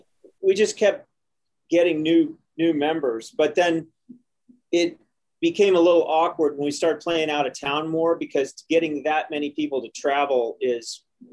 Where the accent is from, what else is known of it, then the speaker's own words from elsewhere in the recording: Indianapolis, Indiana, United States; moved away as an adult; also born or lived in Bloomington, Indiana / Boston; I grew up in Broad Ripple Village, and I went to IU for that 1 year anyway.